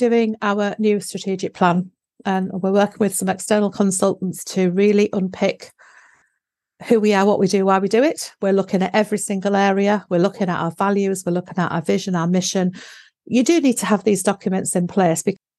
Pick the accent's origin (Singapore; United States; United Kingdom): United Kingdom; Darlington, North East England; Okay, so I was brought up in the Northeast in Darlington, and we moved south.